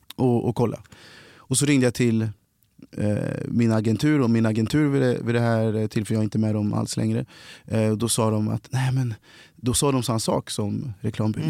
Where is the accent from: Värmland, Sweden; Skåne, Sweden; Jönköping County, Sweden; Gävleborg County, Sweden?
Värmland, Sweden; Kristinehamn; also born or lived in Cali, Colombia; now in Stockholm, Sweden; kom hit när jag var sex månader adopterad från Colombia. Eh, är och växte upp då i Kristinehamn i Värmland